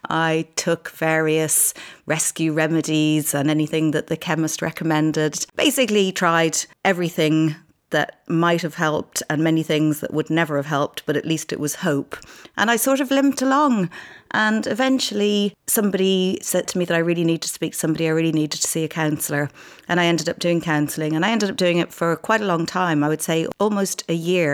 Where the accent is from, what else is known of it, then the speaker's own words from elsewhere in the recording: Ireland; I'm Irish